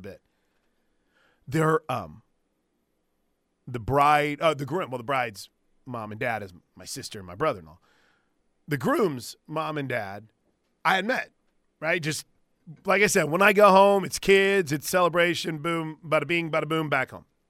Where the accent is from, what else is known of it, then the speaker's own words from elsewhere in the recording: East Alton, Illinois, United States; moved away; also born or lived in Wood River; most of my childhood was spent in East Alton